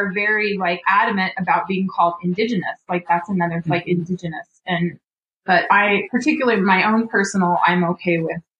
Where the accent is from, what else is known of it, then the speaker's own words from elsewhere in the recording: Owyhee, Nevada, United States; also born or lived in Elko; So, um, I'm, I grew up in the Duck Valley cry uh, in Owyhee and with that, I was enrolled there. And then when my parents moved us to Elko